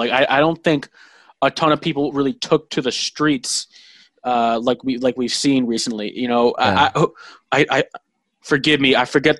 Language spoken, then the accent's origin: English; Braintree, Massachusetts, United States; I'm from Braintree, and that's a historically white Irish conservative town.